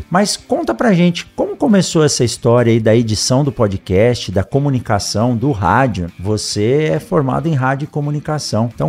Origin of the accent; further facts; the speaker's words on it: Mato Grosso, Brazil; tô começando um podcast, sou aqui do Mato Grosso